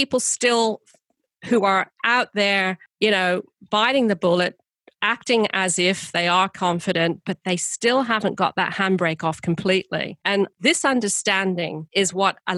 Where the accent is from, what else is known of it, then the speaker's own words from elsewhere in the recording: United Kingdom; I'm British